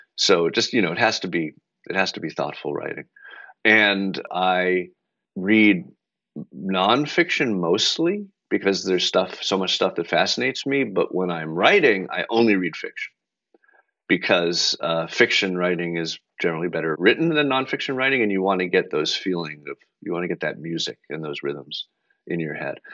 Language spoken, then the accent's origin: English; Belmont, Massachusetts, United States; also born or lived in Brookline, Massachusetts; I grew up in Belmont, next to very close to McLean